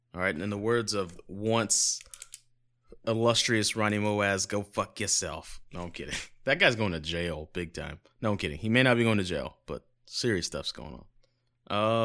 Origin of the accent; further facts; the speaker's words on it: United States; I'm American